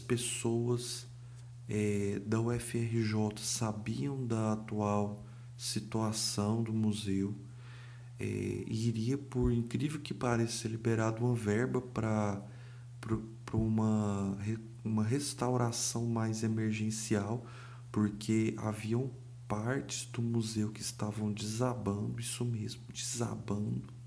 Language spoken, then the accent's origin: Portuguese; Brazil; Eu não sou carioca, mas sou brasileiro.